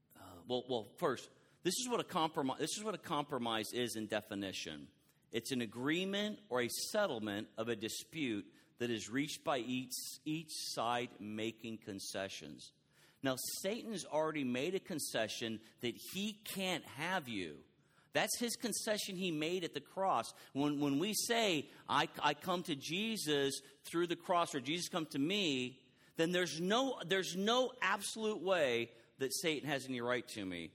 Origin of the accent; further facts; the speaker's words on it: Texas, United States; I am so from Texas